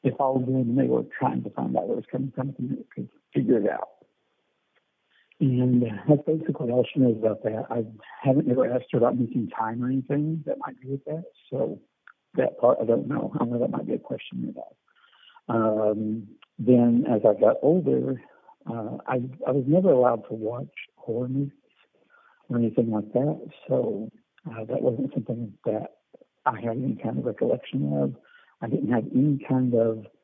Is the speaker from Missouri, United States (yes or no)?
yes; the Ozarks, Missouri, United States; I was born in Missouri. I was raised there in the Ozarks